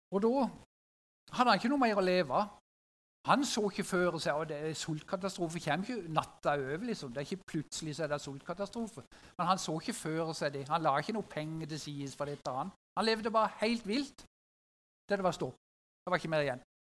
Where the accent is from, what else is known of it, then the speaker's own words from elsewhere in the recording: Sørlandet, Norway; Som sørlending